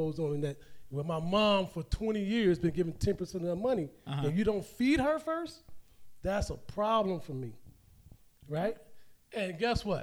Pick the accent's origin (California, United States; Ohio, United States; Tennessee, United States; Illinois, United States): Illinois, United States; Chicago; I'm from Cabrini Green.